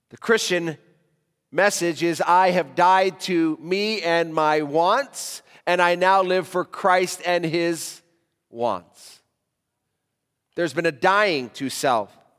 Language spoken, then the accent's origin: English; United States; now in Africa; as a American living in Africa